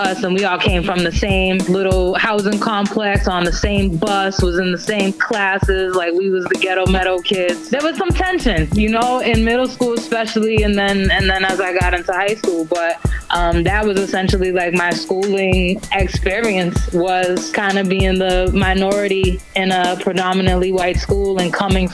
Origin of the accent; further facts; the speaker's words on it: Taunton, Massachusetts, United States; also born or lived in Brockton, Massachusetts / New York; I am from South Shore, Mass. I'm kind of like Tale of Two Cities. My family is predominantly from Brockton, and they moved to Taunton.